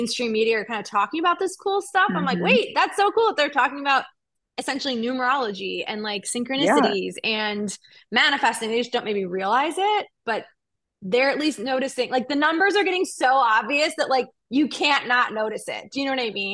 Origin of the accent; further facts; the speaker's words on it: Cleveland, Ohio, United States; moved away; I'm from Cleveland originally